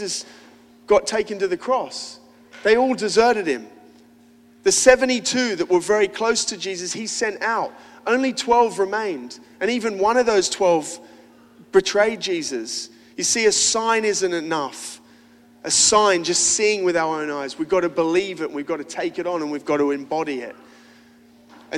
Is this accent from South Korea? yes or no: no; Australia; I'm an Aussie